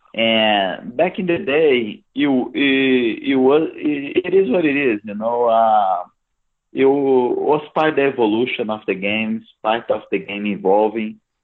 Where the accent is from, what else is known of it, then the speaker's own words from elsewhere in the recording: Brasília, Federal District, Brazil; It's my hometown. Is my birth town